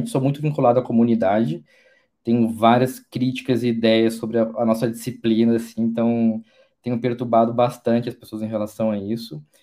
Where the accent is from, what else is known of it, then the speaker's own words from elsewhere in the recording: Porto Alegre, Rio Grande do Sul, Brazil; also born or lived in Salvador / Vitória; now in São Paulo, Brazil; Sou gaúcho de Porto Alegre, morei em Salvador, passei bastante tempo em Vitória, Espírito Santo e estou há quatro anos em São Paulo agora.